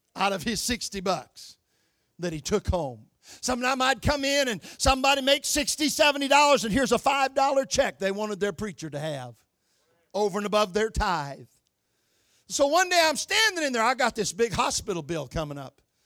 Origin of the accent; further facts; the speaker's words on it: Michigan, United States; moved away; I was born and raised in Michigan